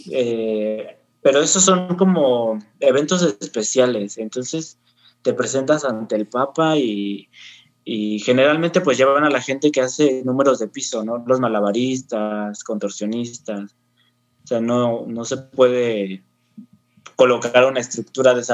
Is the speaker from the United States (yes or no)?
no; Mexico; pues soy mexicano